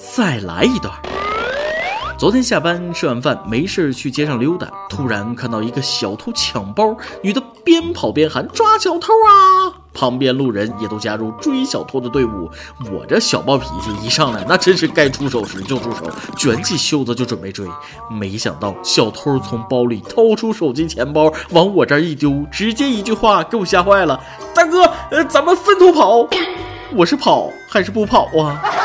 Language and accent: Chinese; northern China, China; 作为一个北方人